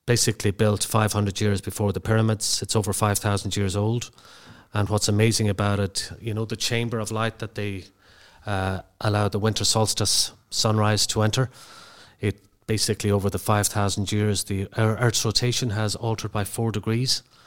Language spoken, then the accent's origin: English; Birr, County Offaly, Ireland; my hometown of Burr